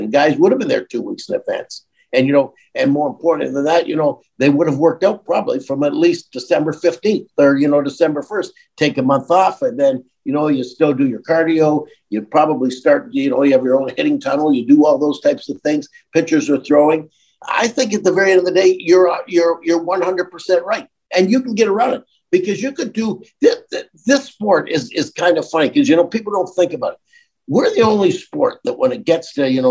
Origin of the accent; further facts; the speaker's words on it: Welland, Ontario, Canada; you won't have heard of it, so I'll tell you Niagara Falls, but I'm really from Welland